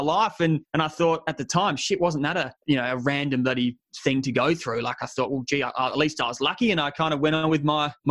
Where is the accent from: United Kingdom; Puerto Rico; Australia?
Australia; Adelaide, South Australia; moved away as an adult; my hometown of Adelaide